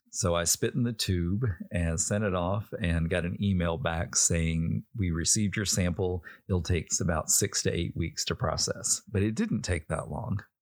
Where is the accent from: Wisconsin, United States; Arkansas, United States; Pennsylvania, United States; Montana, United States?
Arkansas, United States; Little Rock; I was born in Little Rock